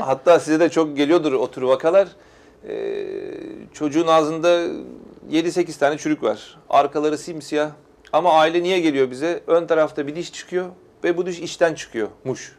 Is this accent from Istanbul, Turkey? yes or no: yes; Istanbul, Turkey; bin dokuz yüz yetmiş üç İstanbul doğumluyum